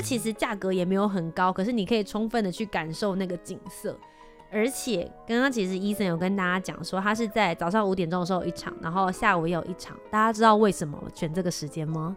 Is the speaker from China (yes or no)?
no; Taipei, Taiwan; also born or lived in Kaohsiung; 我是在嗯。高雄市出生，然后后来是在台北这边长大，然后在这边念书